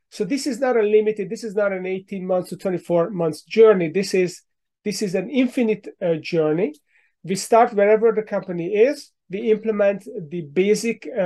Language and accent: English; Hungary; English is a second language; now in United States; Uh, but my accent gives me away, so I moved here ten years ago from Hungary in Central Europe.